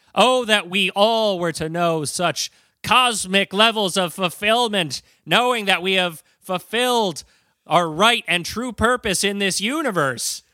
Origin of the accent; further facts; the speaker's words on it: United States; I'm an American.